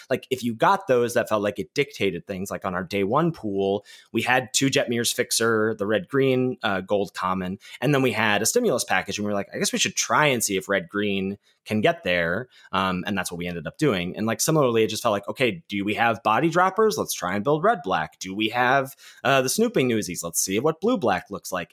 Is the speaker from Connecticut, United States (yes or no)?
no; Pittsburgh, Pennsylvania, United States; in my hometown